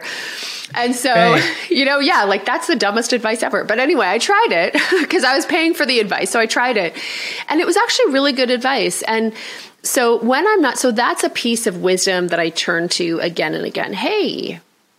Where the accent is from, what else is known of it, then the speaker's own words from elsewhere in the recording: Canada; I'm Canadian